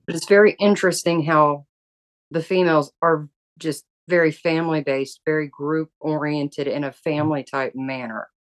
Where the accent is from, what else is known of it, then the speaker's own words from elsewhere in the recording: the South, United States; I grew up in the South